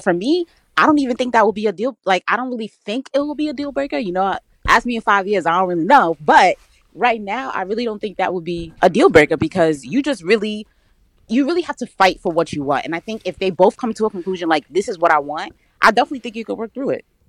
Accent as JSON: {"language": "English", "region": "New Jersey", "country": "United States", "also_born_or_lived": "New York", "said": "I'm from Jersey. Spent a lot of time in New York though, but I'm from North Jersey"}